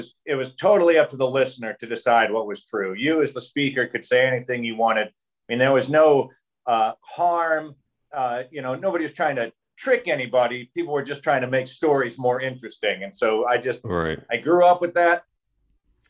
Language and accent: English; South Charleston, West Virginia, United States; also born or lived in Barbour County, West Virginia / Fayette County, West Virginia; I grew up here in South Charleston, about a mile and a half from where I'm sitting right now. But then cool. My father became a pastor. And so we moved to Barber County, and I ended up graduating from Barber County High School